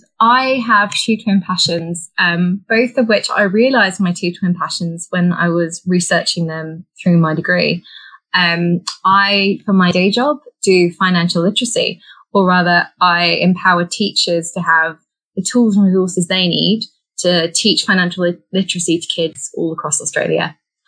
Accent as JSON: {"language": "English", "country": "Bahrain", "tie": "born or raised there", "said": "People probably won't get this from my accent or indeed my name, but I was actually born and raised in Bahrain. So Bahrain is a tiny island in the Middle East."}